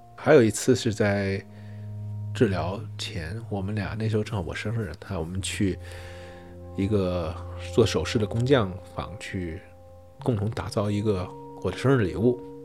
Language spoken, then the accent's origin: Chinese; Fujian, China; 今年四十一岁，我是福建人